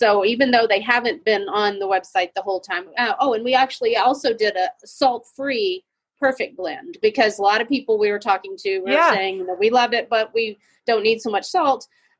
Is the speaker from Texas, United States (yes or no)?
yes; Texas, United States; we're from Texas. So, close to New Mexico